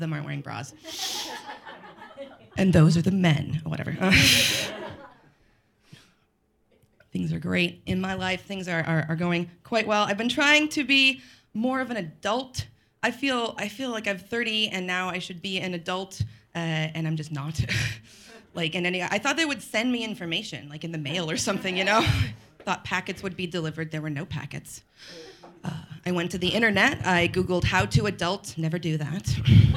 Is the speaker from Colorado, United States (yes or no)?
yes; Colorado, United States; moved away; I'm from Colorado